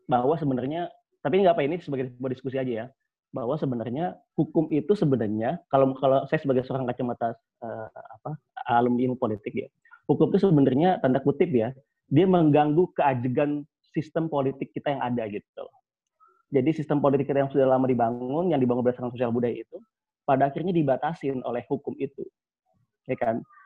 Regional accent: Java, Indonesia; misalnya saya orang Jawa

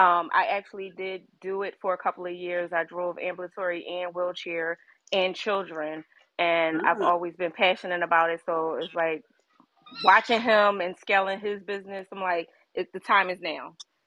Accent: Philadelphia, Pennsylvania, United States; So I'm from Philly.

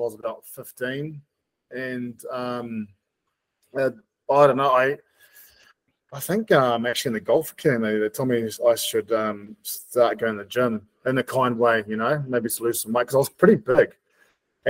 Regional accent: Auckland, New Zealand; moved away as an adult; also born or lived in Whangarei, New Zealand / Rotorua, New Zealand / Perth, Australia / Gold Coast, Australia; now in Kerikeri, New Zealand; I was originally from Whangarei, but spent a lot of time in Auckland, grew up in Auckland, and did my high school in Whangarei

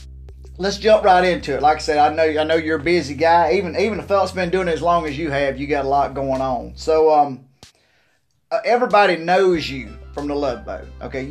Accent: Deep South, United States; I'm from the Deep South

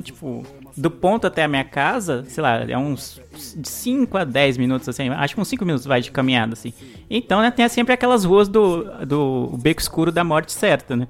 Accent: São Paulo, Brazil; eu morar a vida inteira na, na, ZL

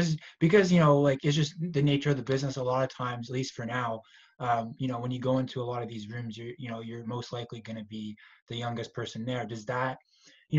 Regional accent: Pickering, Ontario, Canada; I'm from Pickering too

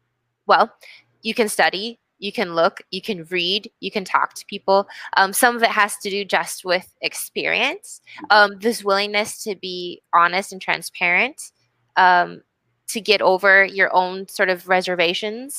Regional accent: United States; me as an American

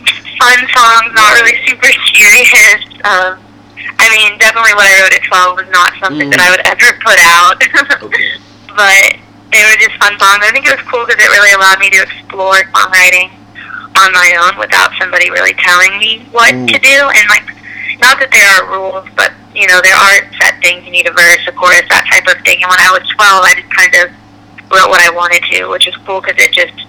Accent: Florida, United States; Yeah, so growing up in Florida, my family, we love the water, we love the beach, my dad is like a fisherman, all my brothers are, so growing up, it was a lot

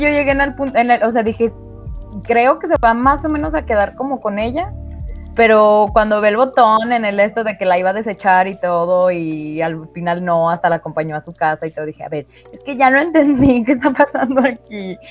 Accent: Mexico; estamos en México

